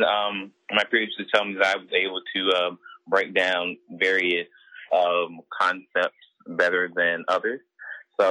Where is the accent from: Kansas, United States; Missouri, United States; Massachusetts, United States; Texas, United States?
Missouri, United States; St. Louis; moved away as an adult; also born or lived in Jackson, Mississippi; now in Memphis, United States; I grew up in St. Louis.